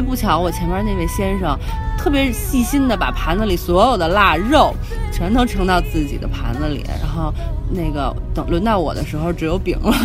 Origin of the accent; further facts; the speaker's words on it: China; 作为中国人的骄傲